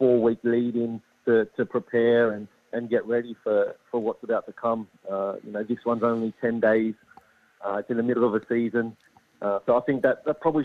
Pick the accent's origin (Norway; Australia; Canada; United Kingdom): Australia; Sydney, New South Wales; moved away as an adult; now in Adelaide, Australia; I'm from Sydney. I'd been away for about 12, 13 years.